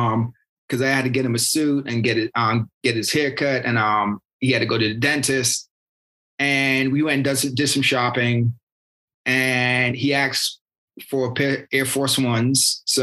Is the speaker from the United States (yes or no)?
no; United Kingdom; I'm British and I played soccer, you know, most of my life.